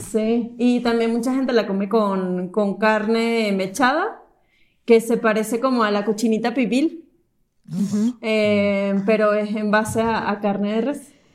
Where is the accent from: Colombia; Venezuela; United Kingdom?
Venezuela; Caracas, Capital District; moved away as an adult; now in Mexico; viví en Caracas em, toda mi vida, eh, nos mudamos a, México hace tres años